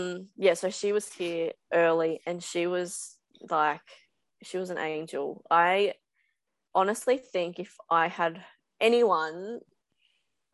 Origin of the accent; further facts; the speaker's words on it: Gold Coast, Queensland, Australia; I grew up on the Gold Coast, so surfing since I was like 5 or 6